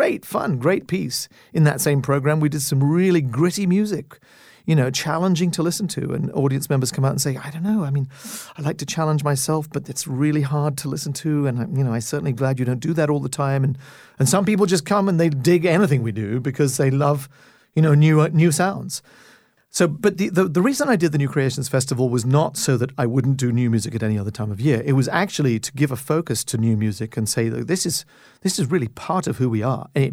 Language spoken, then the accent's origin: English; Canada; as a Canadian, and I'm the first Canadian music director since Macmillan